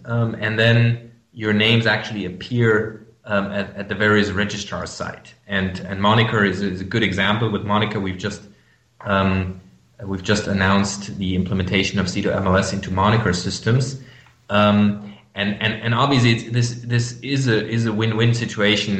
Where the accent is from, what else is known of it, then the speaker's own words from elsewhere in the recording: Germany; accent: German; English is a second language; I'm from Germany. You might hear that from my accent